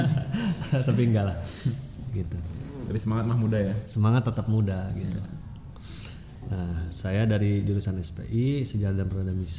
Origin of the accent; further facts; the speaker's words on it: Banten, Indonesia; also born or lived in Garut; sebenarnya kalau lahir saya itu di Garut. Lahir di Garut dan pada saat itu kebetulan juga orang tua bertugas atau dapat tugas di Banten.